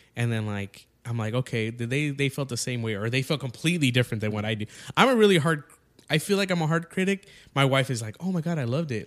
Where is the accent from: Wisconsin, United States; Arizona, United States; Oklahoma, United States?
Arizona, United States; Yuma; I'm from Yuma, so, like, there's nothing happening out there.